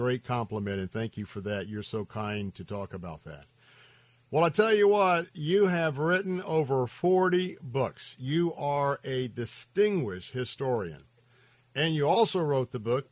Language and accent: English; the South, Southern United States, United States; I'm a Southerner, and that a lot of my families were Southerners.